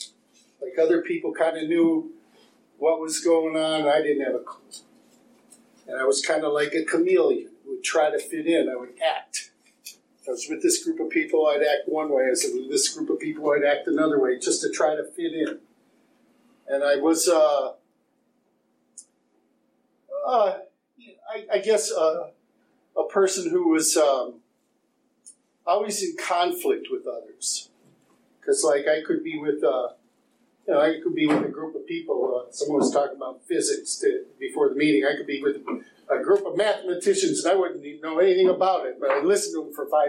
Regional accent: Eastpointe, Michigan, United States; I was born and raised in East Detroit.

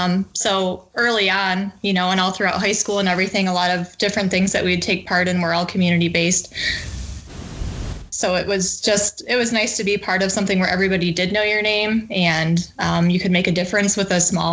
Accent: a small town outside of Cooperstown, New York, United States; I'm originally from a small town outside of Cooperstown, New York. So Baseball Hall of Fame, as everybody knows it. Very small town, though. Graduated with about 32 kids.

